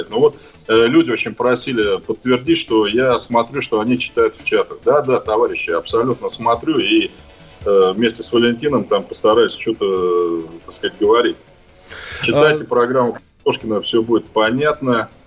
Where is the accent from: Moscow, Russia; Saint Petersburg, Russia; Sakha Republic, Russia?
Sakha Republic, Russia; И вот я, товарищи из Якутии, хотел бы сказать